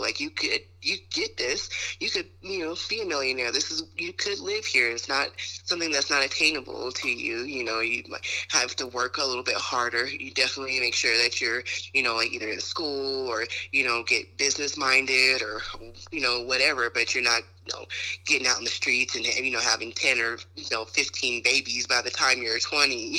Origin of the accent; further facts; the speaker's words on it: United States; being American